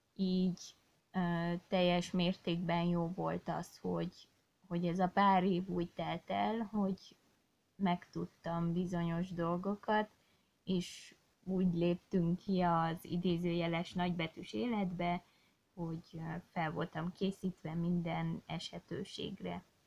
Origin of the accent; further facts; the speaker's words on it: Székely Land, Romania; Én, mint Székelyföldi lány, most már asszony, nagyon ragaszkodom a hazámhoz